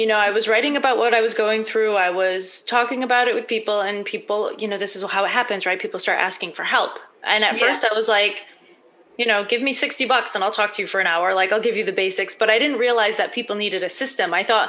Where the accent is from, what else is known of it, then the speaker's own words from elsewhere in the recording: Massachusetts, United States; also born or lived in Prague; now in New Jersey, United States; I'm from Massachusetts, but I got to New Jersey, back to the US.